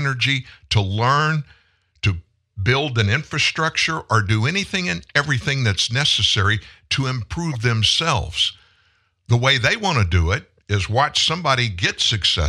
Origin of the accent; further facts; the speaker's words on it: South Louisiana, United States; I'm from South Louisiana, grew up fishing, hunting, spent a lot of time, great amount of my time out in the water, in the swamps and stuff in South Louisiana